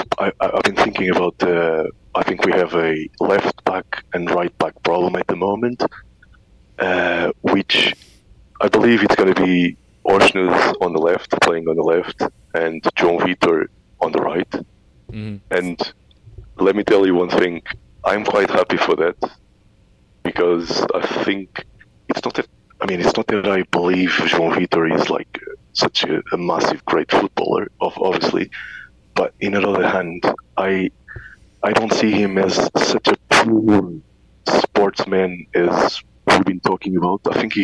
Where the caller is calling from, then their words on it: Mendoza, Argentina; At the moment I'm calling from a city called Mendoza, which is in the Andes of Argentina.